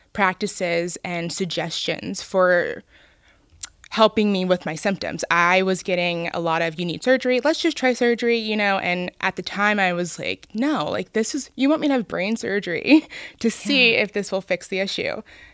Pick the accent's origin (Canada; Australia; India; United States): United States; Cincinnati, Ohio; I grew up on the west side, actually.